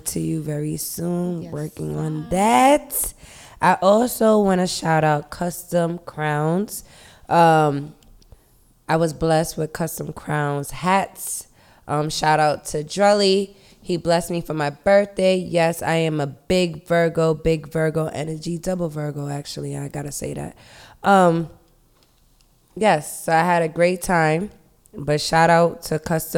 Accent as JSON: {"language": "English", "town": "New York City", "region": "New York", "country": "United States", "accent": "New York twang", "said": "I'm from the Bronx."}